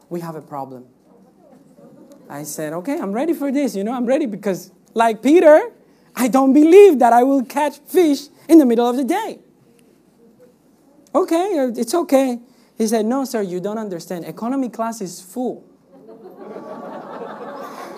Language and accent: English; Cuba; moved away; I come from Cuba. Cuba is a communist country.